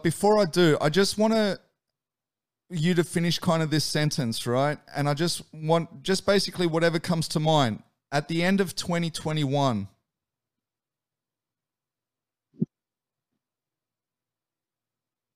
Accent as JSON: {"language": "English", "country": "Australia", "said": "Being Australian"}